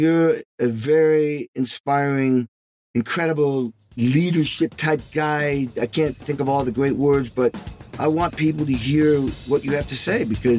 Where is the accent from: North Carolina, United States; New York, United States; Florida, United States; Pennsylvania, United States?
New York, United States; Albany; born there; also born or lived in Indianapolis; Yeah, I was born in Albany.